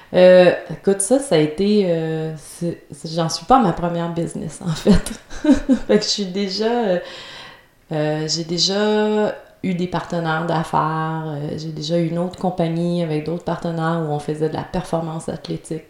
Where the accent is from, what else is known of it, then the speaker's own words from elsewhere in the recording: Trois-Rivières, Quebec, Canada; j'étais à Trois-Rivières, ma ville natale.